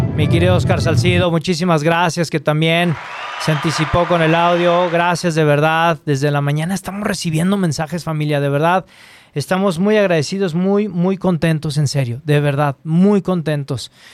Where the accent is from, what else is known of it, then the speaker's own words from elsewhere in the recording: Chile; now in Guadalajara, Mexico; soy un escritor chileno felizmente radicado acá en, México